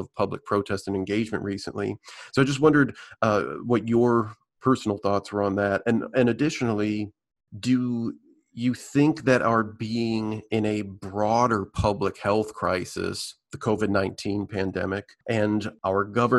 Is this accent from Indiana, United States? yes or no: yes; South Bend, Indiana, United States; moved away; my hometown of South Bend, Indiana